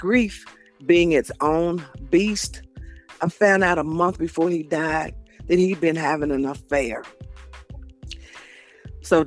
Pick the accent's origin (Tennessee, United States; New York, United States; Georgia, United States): Tennessee, United States; Nashville; I'm from Nashville, Tennessee.